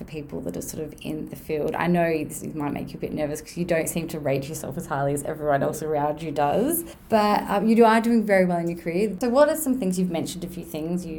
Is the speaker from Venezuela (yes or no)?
no; Adelaide, South Australia, Australia; moved away; I'm from Adelaide originally